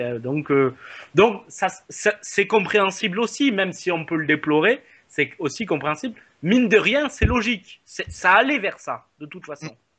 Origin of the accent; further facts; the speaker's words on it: France; comme chez nous en France